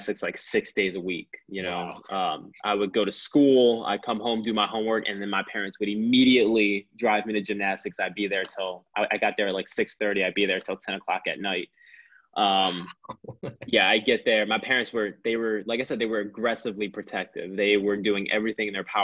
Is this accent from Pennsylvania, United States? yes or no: yes; Philadelphia, Pennsylvania, United States; I've lived through so many different experiences growing up in Philly